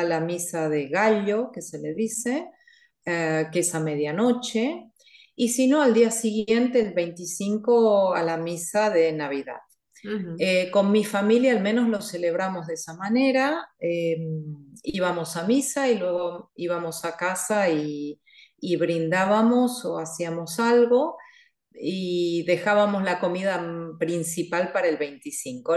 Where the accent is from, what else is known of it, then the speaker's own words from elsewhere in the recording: Buenos Aires, Argentina; also born or lived in Catalonia; now in Switzerland; yo soy eh, oriunda, como decimos, de Buenos Aires. Es decir, que he nacido en Buenos Aires, Argentina.